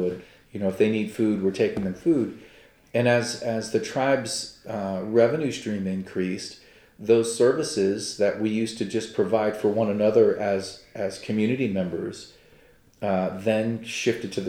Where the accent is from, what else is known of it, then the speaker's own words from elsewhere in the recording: United States; as an American and as a Cherokee